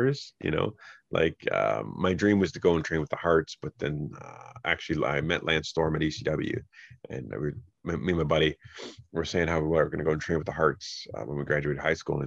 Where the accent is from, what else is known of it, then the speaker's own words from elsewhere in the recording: Fort Erie, Ontario, Canada; also born or lived in Niagara Falls; I grew up in Fort Erie